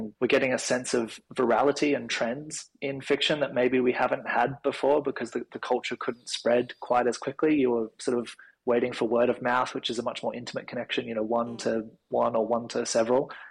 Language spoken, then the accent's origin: English; Sydney, New South Wales, Australia; I went to a fairly conservative Christian primary and high school in the Northern Beaches